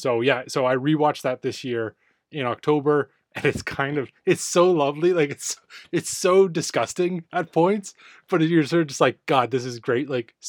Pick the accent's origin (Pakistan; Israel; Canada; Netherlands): Canada; Yeah, I would not classify X-Men as a Canadian movie. It's filmed in our hometown.